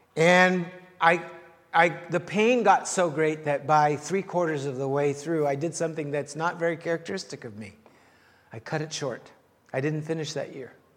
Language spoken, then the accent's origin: English; the Prairies, Canada; moved away as an adult; also born or lived in Los Angeles, United States; small town Canada